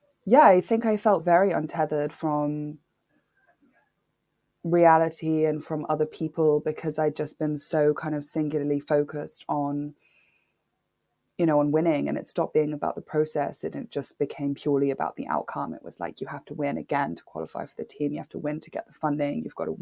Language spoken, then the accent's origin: English; Nairobi, Kenya; having a black father growing up in Nairobi, I'm from Kenya, I'm half Kenyan.